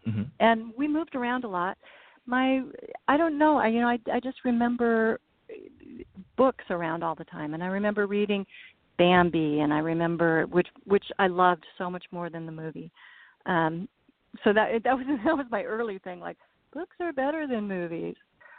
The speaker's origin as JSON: {"language": "English", "region": "Nebraska", "country": "United States", "tie": "born or raised there", "said": "I was born and raised around Nebraska. I grew up kind of all over. My dad was in retail, so we moved a lot."}